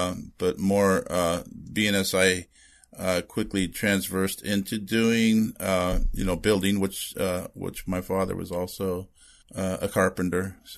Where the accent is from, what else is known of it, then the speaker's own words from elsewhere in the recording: Redondo Beach, California, United States; Born and raised and been here all my life. Yeah. I was born in the Valley, which if you're here, that's north of Los Angeles. And then we quickly, moved to the Redondo area.